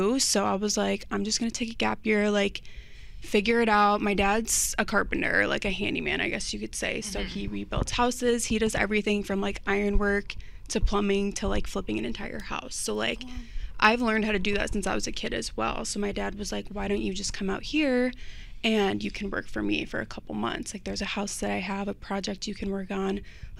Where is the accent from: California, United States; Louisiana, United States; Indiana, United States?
Indiana, United States; born there; So, pretty much, I was born here in Indiana.